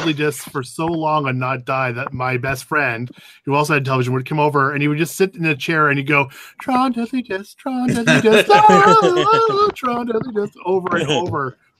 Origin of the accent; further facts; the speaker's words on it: Canada; as a Canadian